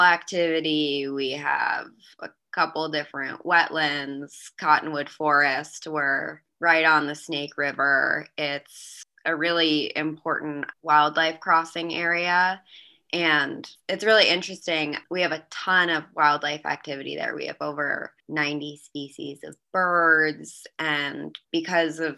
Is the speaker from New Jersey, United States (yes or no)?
yes; New Jersey, United States; moved away as an adult; also born or lived in Vermont / New York City / Jackson, Wyoming; now in Bozeman, United States; I grew up in New Jersey.